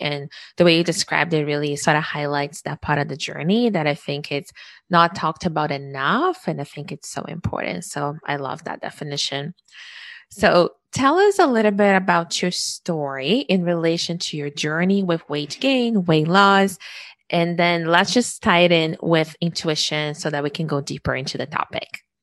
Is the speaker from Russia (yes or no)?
no; Brazil; now in Canada; I was born in Brazil